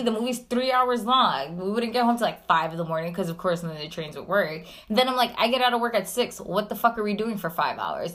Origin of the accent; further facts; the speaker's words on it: New York City, New York, United States; as a New Yorker